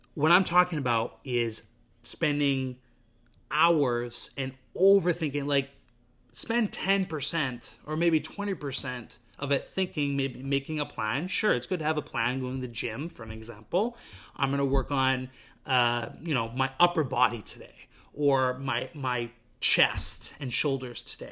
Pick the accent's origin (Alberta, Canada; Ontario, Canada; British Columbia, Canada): British Columbia, Canada; Vancouver; moved away as an adult; now in Montreal, Canada; I came from Vancouver, British Columbia, grew up there my entire life